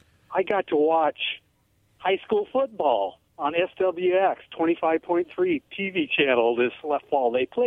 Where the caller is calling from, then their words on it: Kennewick, Washington, United States; … Kennewick.